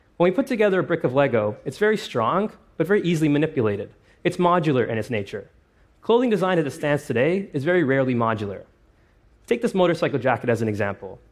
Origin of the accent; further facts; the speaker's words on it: Toronto, Ontario, Canada; my hometown of Toronto